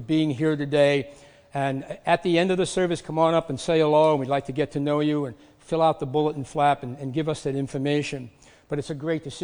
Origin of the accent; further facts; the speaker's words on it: New York City, New York, United States; And I grew up in the New York City area, and we grew up very poor.